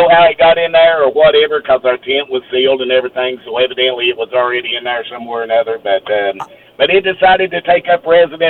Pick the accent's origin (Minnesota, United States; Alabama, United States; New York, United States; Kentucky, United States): Kentucky, United States; Okay, first and foremost, I'm from Kentucky. … down here